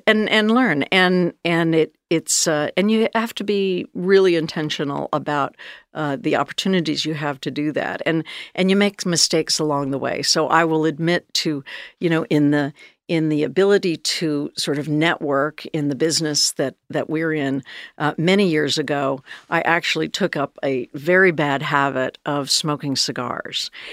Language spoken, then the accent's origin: English; Northern California, United States; moved away as an adult; I grew up in Northern California